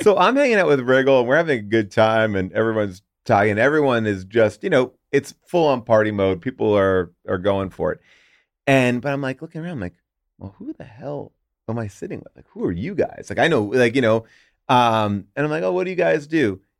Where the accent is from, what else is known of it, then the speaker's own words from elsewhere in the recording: New York, United States; I grew up in New York.